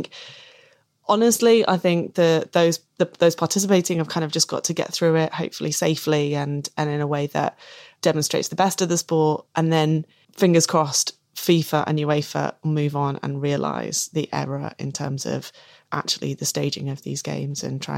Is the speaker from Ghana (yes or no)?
no; England, United Kingdom; You know, I'm English and I'm not a part of that culture that pervaded before. This is a new way of being English and we're going to be really proud of it.